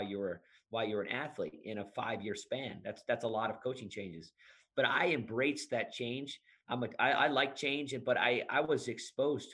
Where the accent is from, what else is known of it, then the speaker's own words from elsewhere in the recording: outside of Detroit, Michigan, United States; I'm originally from Michigan. I grew up, you know, in a very blue collar family right outside of Detroit